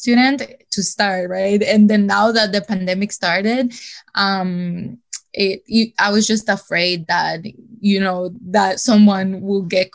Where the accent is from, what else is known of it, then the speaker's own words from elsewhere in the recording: El Salvador; moved away; I'm from El Salvador and my parents were not living here at that moment